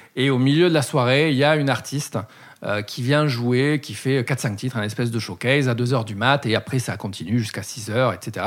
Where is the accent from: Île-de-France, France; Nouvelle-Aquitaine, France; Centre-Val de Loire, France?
Nouvelle-Aquitaine, France; Bordeaux; je suis né à Bordeaux